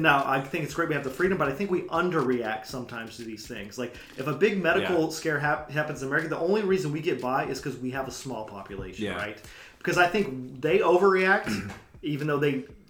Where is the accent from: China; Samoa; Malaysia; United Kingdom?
China; And as a kid growing up, I grew up in China. That's the only market they had. And my parents, when they moved over there, they were just like blown away.